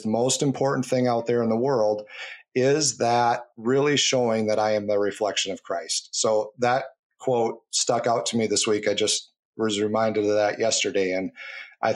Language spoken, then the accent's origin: English; United States